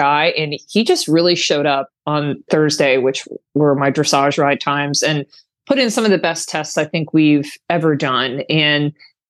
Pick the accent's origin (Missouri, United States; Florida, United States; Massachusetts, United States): Florida, United States; it was quite cold for us Floridians